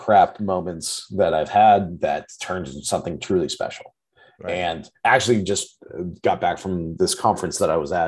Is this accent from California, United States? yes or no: yes; Orange County, California, United States; also born or lived in Seattle; I'm from the Orange County area in California